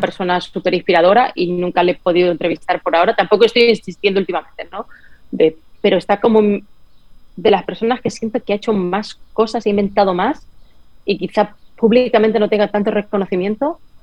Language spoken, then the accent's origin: Spanish; Spain; moved away as an adult; also born or lived in San Francisco, United States; now in Miami, United States; en España todo es mejor y como, bueno, es diferente, es maravilloso, en mi país, en mi patria, lo amo